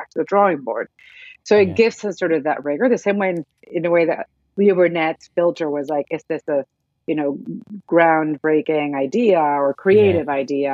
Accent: Venezuela; now in New York, United States; I was born and raised in Venezuela.

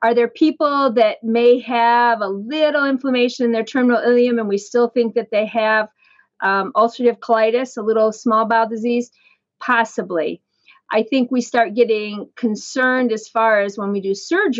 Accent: Fremont, Ohio, United States; also born or lived in Columbus, Ohio / Syracuse, New York; now in Cleveland, United States; And then they returned to their hometown, which was Fremont, which is kind of over by Toledo, Ohio. And I grew up there

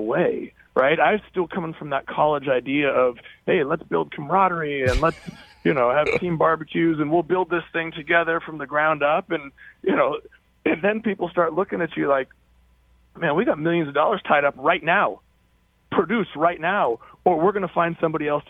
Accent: Oregon, United States; moved away as an adult; I'm from Oregon, and I left, and I've come back

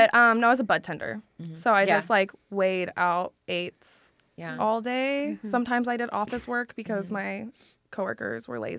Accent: Sacramento, California, United States; moved away as an adult; also born or lived in Galt, California; now in Los Angeles, United States; I grew up in Sacramento till like sixth grade. And then middle school, high school, I went to a small town.

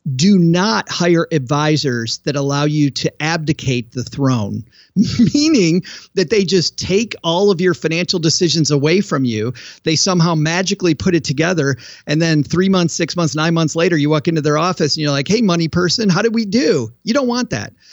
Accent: West Michigan, United States; I grew up in West Michigan, which was farm country, and as a kid, I worked in countless fields in my neighbor's farms

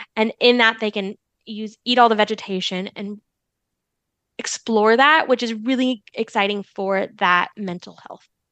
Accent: Arizona, United States; moved away as an adult; also born or lived in Florida; now in Tennessee, United States; I'm from Arizona.

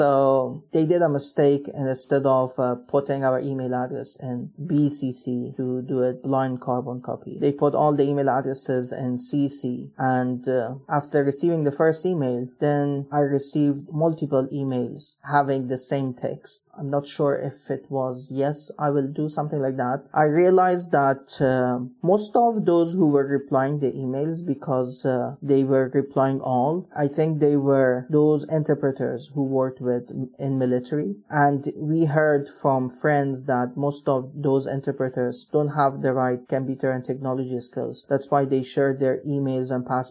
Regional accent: Herat, Afghanistan; moved away as an adult; also born or lived in Kabul / United States; I'm originally from Herat, which is a western part of the country.

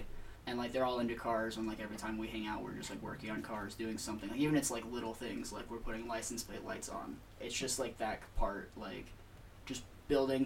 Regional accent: Peoria, Arizona, United States; moved away as an adult; also born or lived in Phoenix, Arizona; now in Flagstaff, United States; born basically like Phoenix, raised Peoria for most of my life

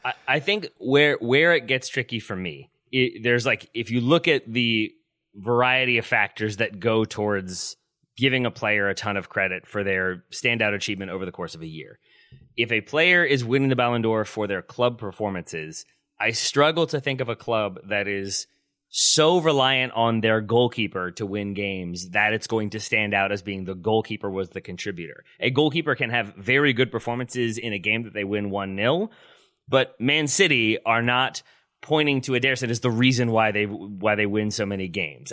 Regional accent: United States; as an American who's been to Germany twice

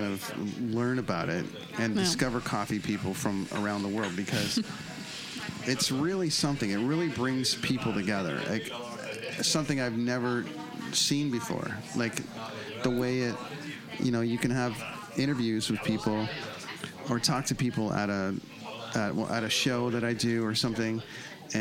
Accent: Canada; being from Canada

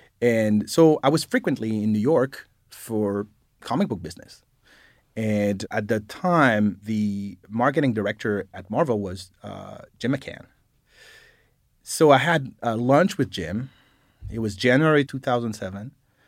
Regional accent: Paris, Île-de-France, France; English is a second language; moved away; I grew up in Paris, France.

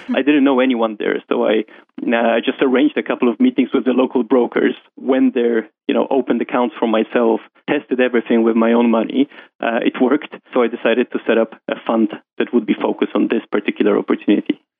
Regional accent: Warsaw, Masovian Voivodeship, Poland; moved away as an adult; now in London, United Kingdom; I'm from Poland, um, um, um raised in Warsaw, uh, moved to London uh, when I got my first job in JP Morgan

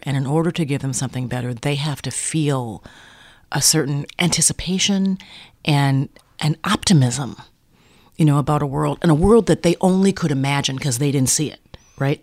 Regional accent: Minneapolis, Minnesota, United States; I was raised in Minneapolis

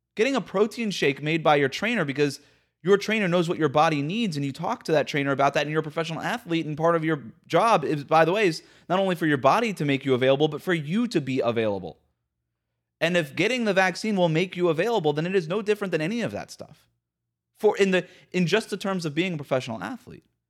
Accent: Florida, United States; my home state of Florida

